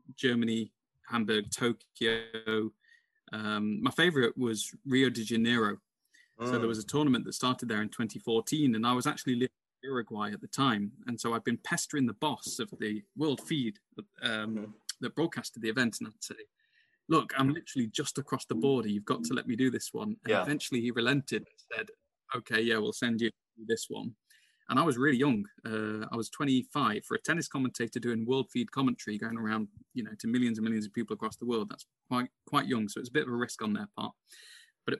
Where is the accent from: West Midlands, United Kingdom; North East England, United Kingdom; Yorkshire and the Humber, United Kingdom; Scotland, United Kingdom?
West Midlands, United Kingdom; Burton upon Trent; moved away as an adult; also born or lived in Leeds / London; Burton Albion, my hometown club